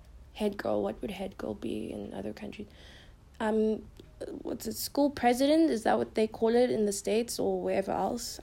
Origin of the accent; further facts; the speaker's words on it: Pretoria, Gauteng, South Africa; I'm from South Africa. I live in Pretoria, Queenswood.